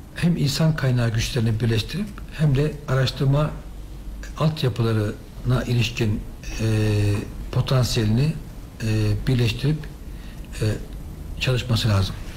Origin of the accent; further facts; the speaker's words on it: Düzce, Turkey; benim orası memleketim